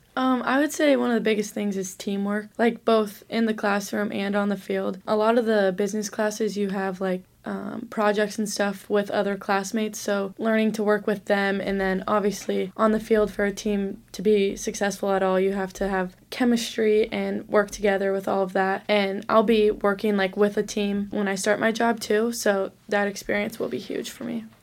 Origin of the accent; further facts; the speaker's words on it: Omaha, Nebraska, United States; moved away as an adult; now in Sioux Falls, United States; I'm from Omaha